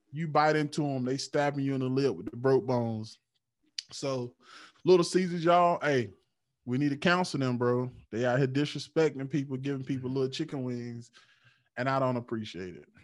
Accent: Eastern North Carolina, United States; I'm from Eastern North Carolina.

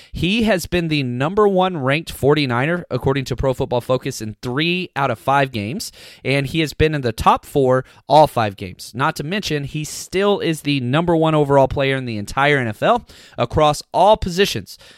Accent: United States; I grew up in Dallas Cowboys country

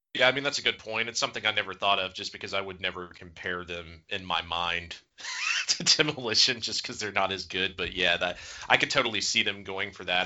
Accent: Gainesville, Georgia, United States; I am from Gainesville, Georgia

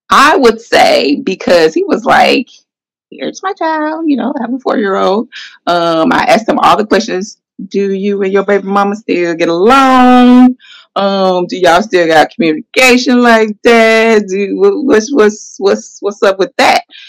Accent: Atlanta, Georgia, United States; from Atlanta, Georgia. Mm-hmm. Born, well, I'm not gonna say born in Atlanta, but close enough. I was here right. since one, so I'm from Atlanta, Georgia

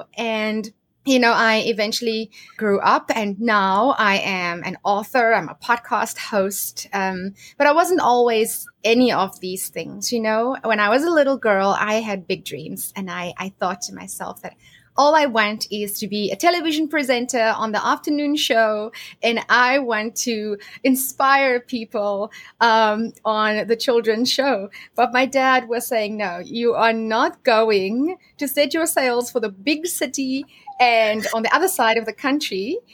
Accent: South Africa; So I grew up in South Africa, and I was born in a small town, and I grew up on a farm with my family.

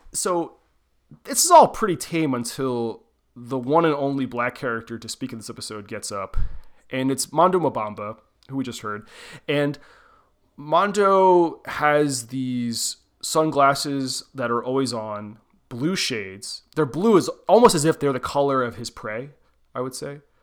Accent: Southeast Pennsylvania, United States; I'm from Southeast Pennsylvania.

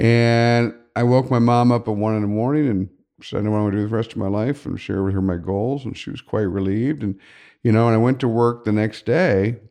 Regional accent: Upper Arlington, Ohio, United States; I grew up in Upper Arlington

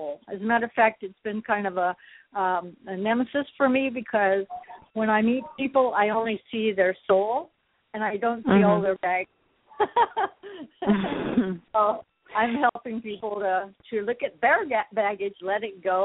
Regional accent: Colorado, United States; I come from Colorado

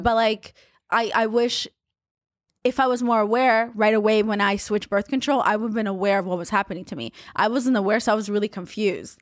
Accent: Haifa, Haifa District, Israel; moved away; also born or lived in Russia; where I grew up was in Haifa

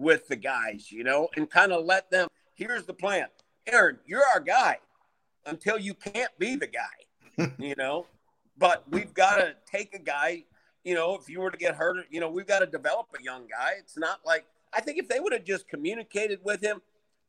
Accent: Minnesota, United States; I'm from Minnesota.

